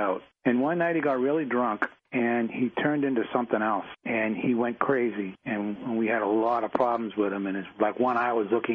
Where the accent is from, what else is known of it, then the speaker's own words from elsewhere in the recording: Boston, Massachusetts, United States; We're both from Massachusetts, and I grew up in Dorchester, and I was a Dorchester tough guy